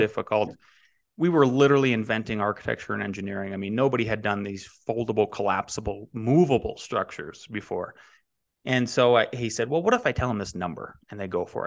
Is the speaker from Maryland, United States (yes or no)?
no; Northwest North Dakota, United States; moved away; I am from Northwest North Dakota originally.